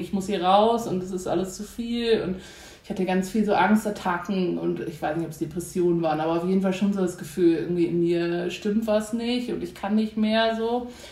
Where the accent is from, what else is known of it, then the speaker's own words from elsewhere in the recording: Hamburg, Germany; geboren in Hamburg